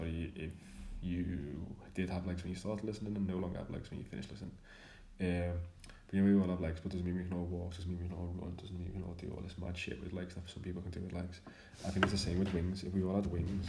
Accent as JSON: {"language": "English", "town": "Liverpool", "region": "North West England", "country": "United Kingdom", "said": "I'm from Liverpool, if you can't tell by my accent."}